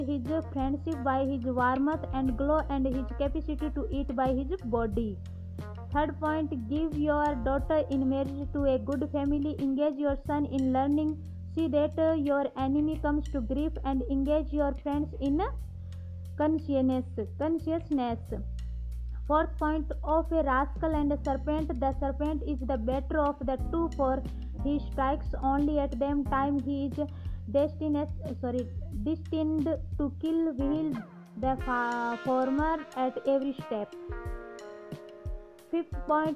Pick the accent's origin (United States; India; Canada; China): India; I am from India.